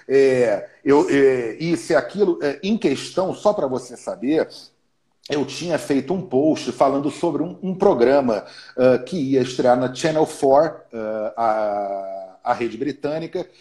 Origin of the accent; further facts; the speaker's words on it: Rio de Janeiro, Brazil; sou carioca, eu sou carioca, era do Flamengo